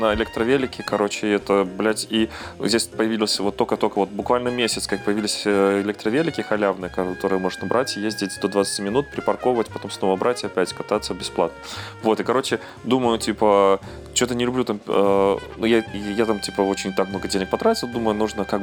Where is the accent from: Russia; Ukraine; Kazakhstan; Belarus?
Belarus; я этот белорус, законопослушный, я вообще стараюсь, типа, так, чтобы не позорить там часть флага белорусского